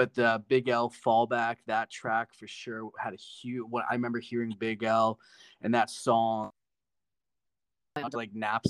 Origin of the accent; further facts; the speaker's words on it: Ontario, Canada; also born or lived in Vancouver; I was born and raised in Ontario. So, in terms of music, I say my hometown is Vancouver.